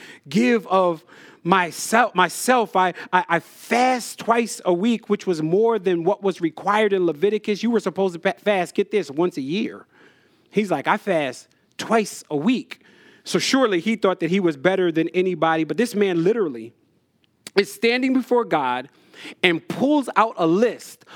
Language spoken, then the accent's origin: English; New Jersey, United States; When I was a kid, I grew up in Jersey